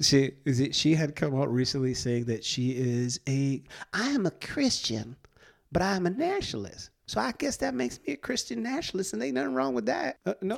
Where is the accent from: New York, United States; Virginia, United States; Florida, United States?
New York, United States; I was born and raised in New York